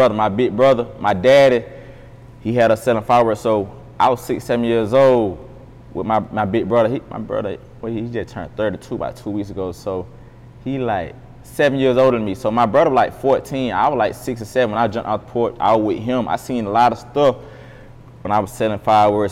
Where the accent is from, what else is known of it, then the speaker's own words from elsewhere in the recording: Moultrie, Georgia, United States; moved away as an adult; I'm from Moultrie, Georgia, 229.